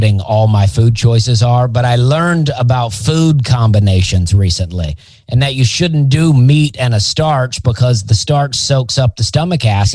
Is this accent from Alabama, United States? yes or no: yes; Alabama, United States; I'm from Alabama